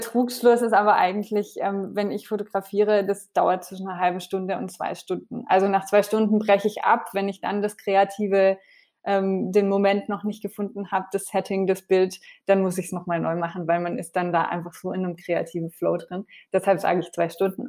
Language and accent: German; France; now in Germany; ich bin ja in Frankreich aufgewachsen